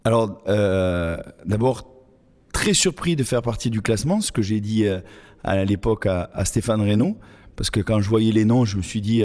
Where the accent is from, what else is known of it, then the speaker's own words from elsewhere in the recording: Toulouse, Occitania, France; moved away as an adult; j'ai commencé mes études eh toujours dans ma ville natale à Toulouse